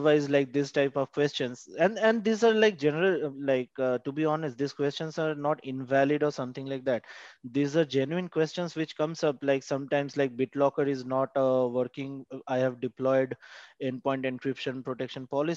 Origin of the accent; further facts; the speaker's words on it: India; I'm from India